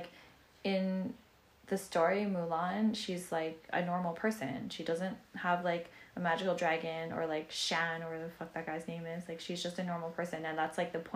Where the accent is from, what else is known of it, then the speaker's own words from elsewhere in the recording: Canada; They know I'm from Canada